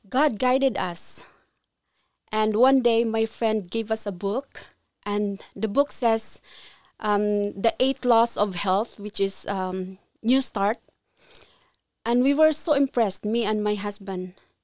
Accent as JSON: {"language": "English", "country": "Philippines", "tie": "born or raised there", "moved": "as an adult", "lives_now": "Ontario, Canada", "said": "I was born in Philippines"}